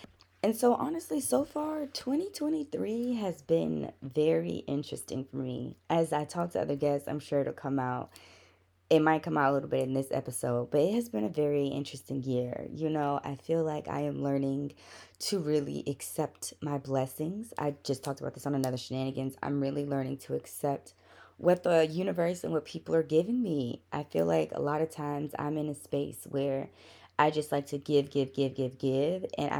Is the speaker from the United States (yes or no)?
yes; Jacksonville, Florida, United States; also born or lived in San Francisco; now in California, United States; I was raised in Jacksonville, Florida, born in San Francisco.